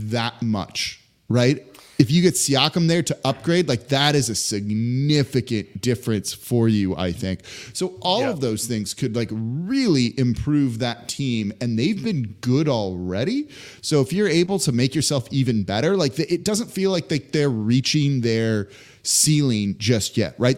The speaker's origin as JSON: {"language": "English", "town": "Los Angeles", "region": "California", "country": "United States", "tie": "born or raised there", "moved": "as an adult", "lives_now": "New Orleans, United States", "said": "I'm from Los Angeles. I grew up there, right? Lived there for 18 years before moving to New Orleans."}